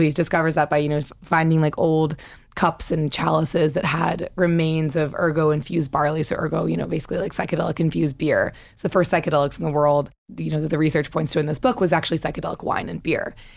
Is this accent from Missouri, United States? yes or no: yes; Missouri, United States; moved away as an adult; I'm from Missouri